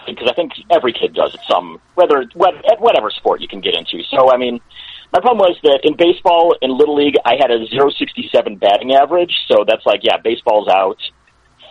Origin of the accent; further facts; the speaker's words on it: Cleveland, Ohio, United States; I grew up actually just outside Cleveland, Ohio